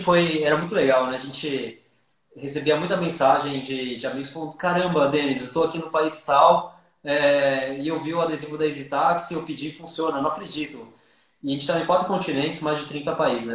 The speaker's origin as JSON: {"language": "Portuguese", "region": "São Paulo", "country": "Brazil", "said": "sou, sou paulistano aqui e sou paulistano"}